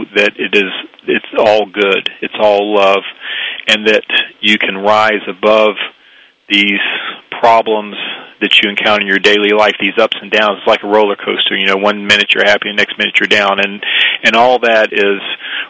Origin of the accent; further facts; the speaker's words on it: the South, United States; I grew up Jewish in the South, fairly small Jewish community